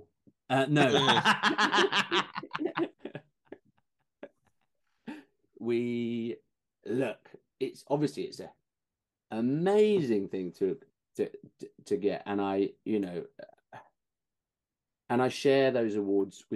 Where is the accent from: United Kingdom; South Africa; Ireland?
United Kingdom; accent: British; being British on set and having the accent